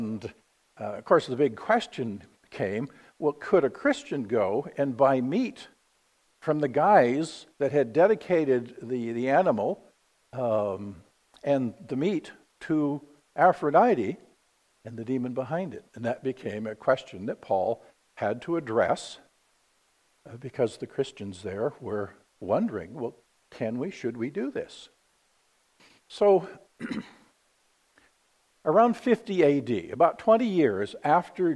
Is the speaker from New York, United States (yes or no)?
no; Vallejo, California, United States; I grew up in Vallejo, California